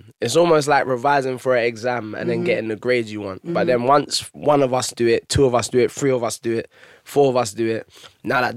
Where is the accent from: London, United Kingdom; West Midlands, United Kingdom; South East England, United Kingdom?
London, United Kingdom; I'm black, I'm from Haringey